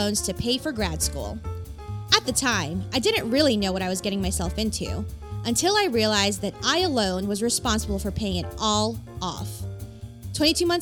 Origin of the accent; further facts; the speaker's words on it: New York City, New York, United States; moved away; I grew up in New York City. Most of my friends are still in New York City